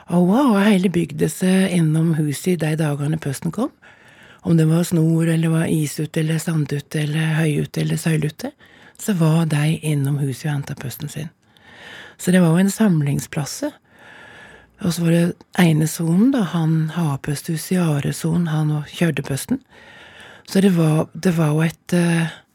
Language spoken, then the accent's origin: Norwegian; Telemark, Norway; moved away